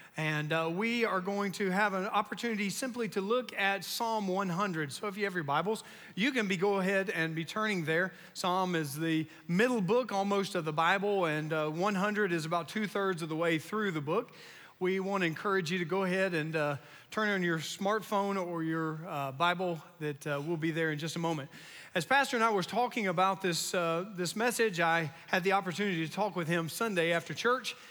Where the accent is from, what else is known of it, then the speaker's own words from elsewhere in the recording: North Carolina, United States; I grew up in North Carolina